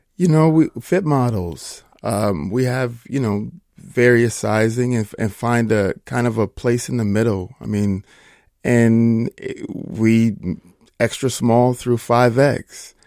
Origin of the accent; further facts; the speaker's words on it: Minnesota, United States; I am a Minnesota boy